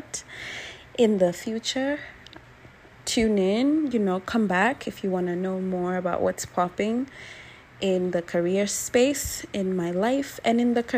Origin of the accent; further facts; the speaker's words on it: Nairobi, Kenya; moved away as an adult; now in United States; I am from Kenya. I was born and raised in Nairobi. I live in the States now.